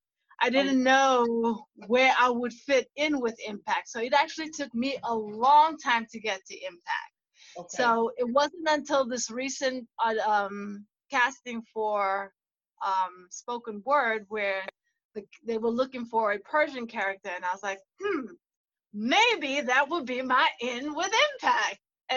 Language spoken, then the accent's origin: English; South Africa; also born or lived in Washington, D.C. / Philadelphia; now in Chicago, United States; I grew up born and raised in South Africa